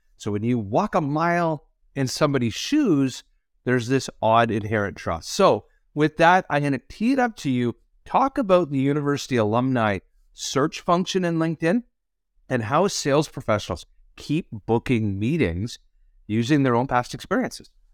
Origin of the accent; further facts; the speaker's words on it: Canada; as a Canadian